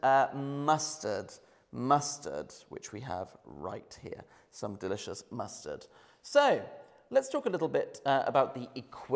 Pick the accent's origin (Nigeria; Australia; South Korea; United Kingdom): United Kingdom; Oxford, South East England; Oxford. That is my hometown